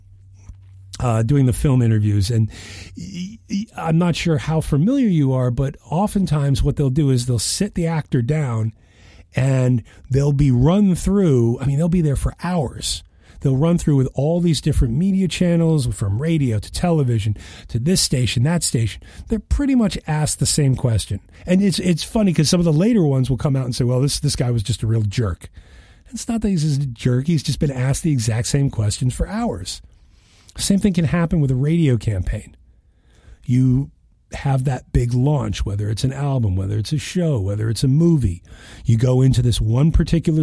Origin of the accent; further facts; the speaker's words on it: Western Massachusetts, United States; I grew up in Western Massachusetts outside of Boston